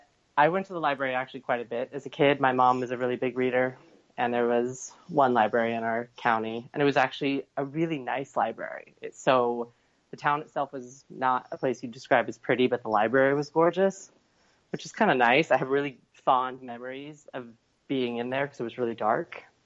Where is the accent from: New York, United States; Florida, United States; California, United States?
California, United States; Visalia; I grew up in Visalia, California, which is, if you know California at all, there's sort of this, I call it the death pit or the armpit.